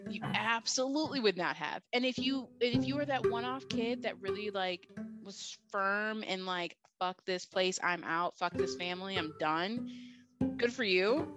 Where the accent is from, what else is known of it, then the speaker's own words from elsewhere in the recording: Finger Lakes region, upstate New York, United States; I'm from the Finger Lakes region of upstate New York, which is wine country of New York